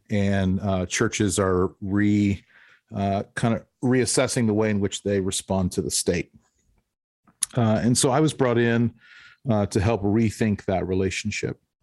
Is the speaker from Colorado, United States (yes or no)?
yes; Denver, Colorado, United States; this was in Colorado. I grew up in Denver.